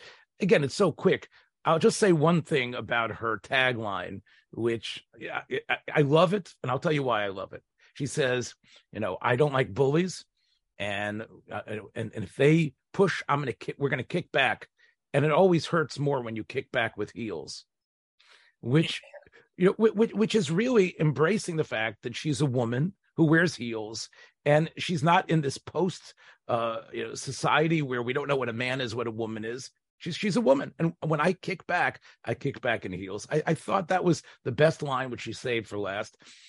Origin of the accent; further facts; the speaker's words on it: the South, United States; accent: Southern drawl; moved away; I'm a Southerner, so I know what it's like to suppress a drawl.